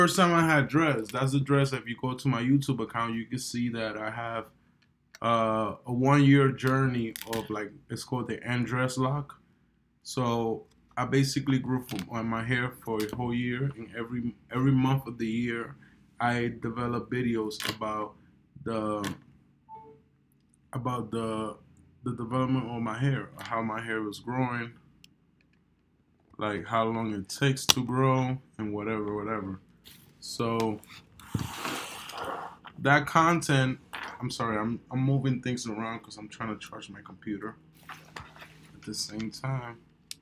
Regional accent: New York, United States; I'm a New Yorker. So as a New Yorker

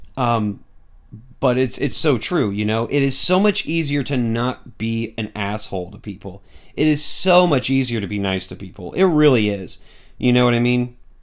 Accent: United States; I'm an American

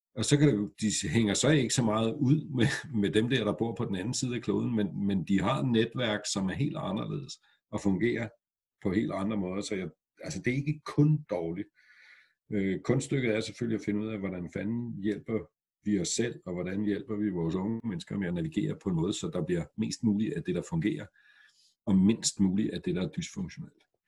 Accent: Græsted, Capital Region of Denmark, Denmark; da jeg voksede op i Græsted med 700 mennesker for 50 år siden

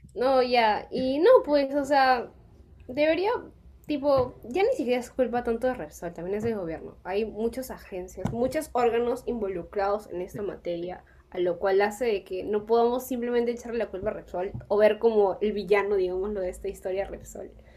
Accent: Peru; nosotros como peruanos

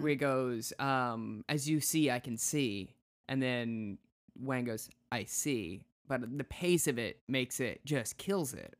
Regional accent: South Dakota, United States; I'm from South Dakota

